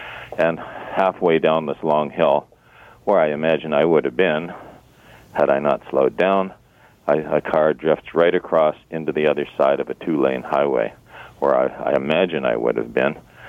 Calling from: Toronto, Ontario, Canada

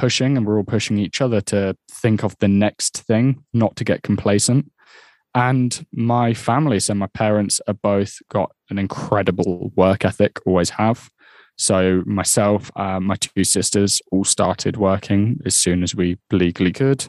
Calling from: Peterborough, East of England, United Kingdom; I'm based in Peterborough today.

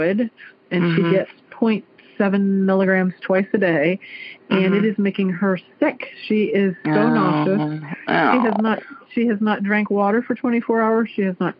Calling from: Clarksville, Ohio, United States; I'm calling from Clarksville, Ohio.

